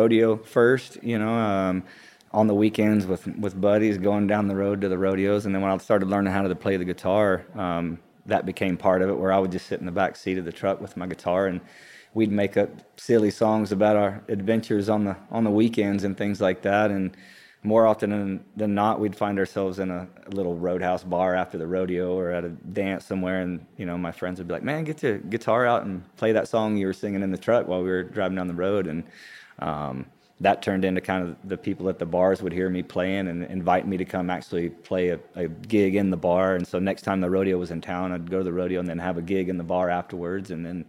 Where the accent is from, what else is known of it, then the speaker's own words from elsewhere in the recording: Texas, United States; also born or lived in Hobbs, New Mexico; I'm originally, I was born in Hobbs, New Mexico, grew up in West Texas, around Midland and Odessa, and kind of all over Texas. My family moved around quite a bit.